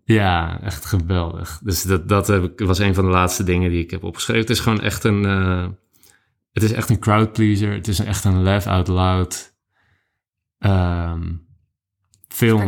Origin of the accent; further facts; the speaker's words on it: Netherlands; als Nederlander